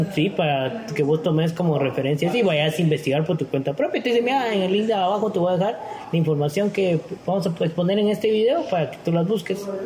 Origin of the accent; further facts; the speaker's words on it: Guatemala; como guatemaltecos